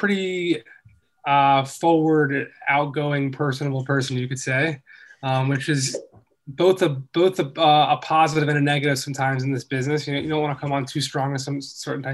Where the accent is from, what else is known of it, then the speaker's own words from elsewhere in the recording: Philadelphia, Pennsylvania, United States; moved away; also born or lived in Boston; I grew up in Philly